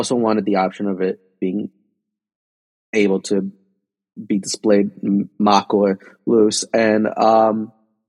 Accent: Union City, New Jersey, United States; I'm a kid from Union City, New Jersey

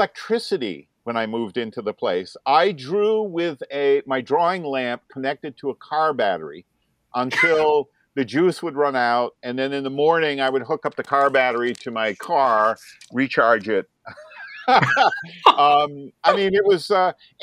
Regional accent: Vermont, United States; moved away as an adult; also born or lived in New Jersey; I was a 24-year-old who had just moved back to Vermont, my home state, after over 3 years in New Jersey

